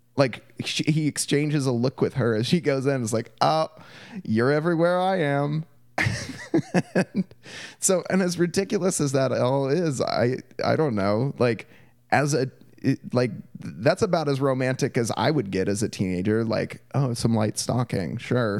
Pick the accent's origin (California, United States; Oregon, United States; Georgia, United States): Oregon, United States; Portland; my experience growing up in Portland